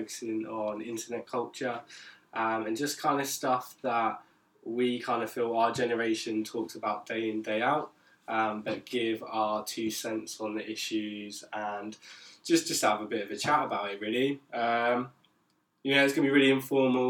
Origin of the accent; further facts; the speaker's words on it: Isle of Wight, South East England, United Kingdom; moved away as an adult; now in Brighton, United Kingdom; I'm also from the sunny Isle of Wight. I'm also a student down here in Brighton